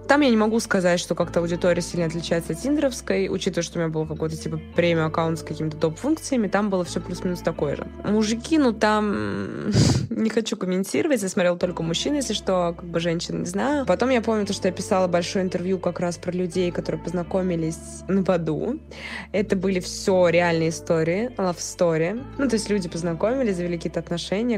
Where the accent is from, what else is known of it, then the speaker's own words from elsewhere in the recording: Moscow, Russia; я из Москвы, прожила здесь всю свою сознательную жизнь